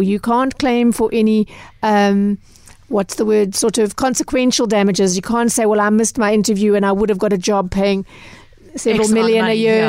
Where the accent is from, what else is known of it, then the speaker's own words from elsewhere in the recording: South Africa; us as South African consumers